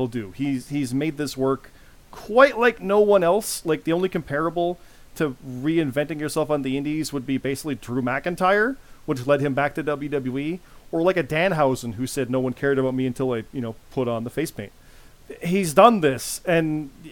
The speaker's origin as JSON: {"language": "English", "country": "Canada", "said": "I'm Canadian"}